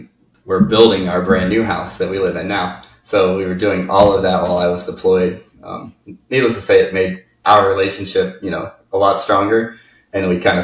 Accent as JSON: {"language": "English", "region": "Indiana", "country": "United States", "said": "My first house, when I bought it, I'm coming from Indiana. I didn't realize that there was a such thing as wetlands."}